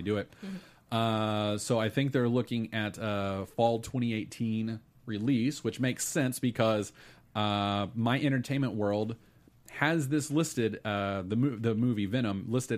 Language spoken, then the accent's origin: English; Texas, United States; I was raised in Texas